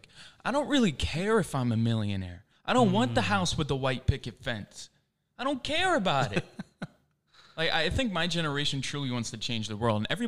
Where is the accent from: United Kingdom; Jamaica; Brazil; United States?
United Kingdom; England; born there; I was born in England.